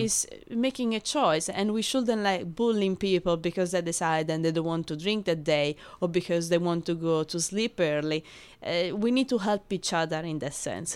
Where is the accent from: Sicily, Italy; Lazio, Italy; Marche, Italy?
Lazio, Italy; Rome; English is a second language; moved away as an adult; now in London, United Kingdom; I'm from Rome